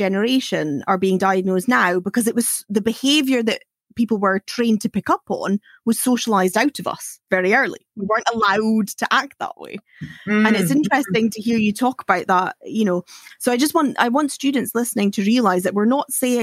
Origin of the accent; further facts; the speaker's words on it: Aberdeen, Scotland, United Kingdom; I'm from Aberdeen, so I have worked in the oil industry